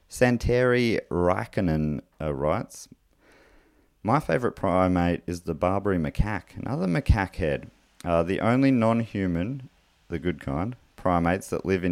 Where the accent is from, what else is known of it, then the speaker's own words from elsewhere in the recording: Launceston, Tasmania, Australia; I grew up in Launceston, so got to see these monkeys fairly often.